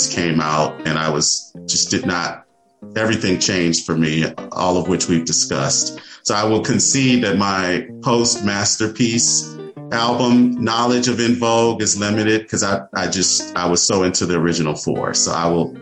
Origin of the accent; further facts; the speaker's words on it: Michigan, United States; moved away as an adult; now in California, United States; I moved to California in 1999. I'm from Michigan